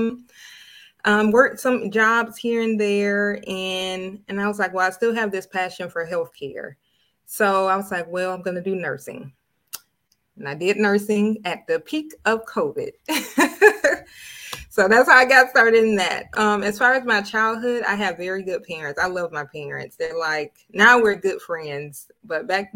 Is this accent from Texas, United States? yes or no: no; Tallahassee, Florida, United States; I'm from the small town of Tallahassee, Florida